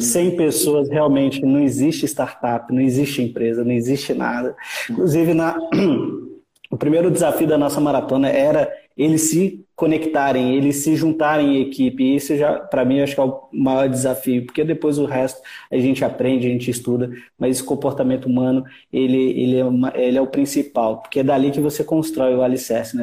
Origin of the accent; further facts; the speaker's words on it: Brazil; aqui no Brasil